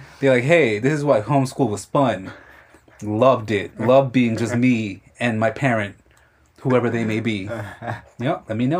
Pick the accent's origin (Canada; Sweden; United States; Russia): United States; New York City, New York; I was born here in Queens, but my parents are Mexican.